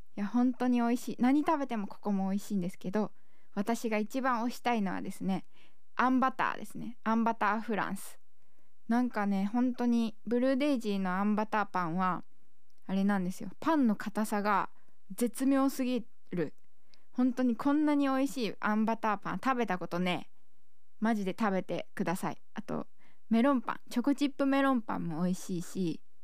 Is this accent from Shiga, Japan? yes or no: no; Setouchi, Okayama, Japan; 私の地元でもある瀬戸内市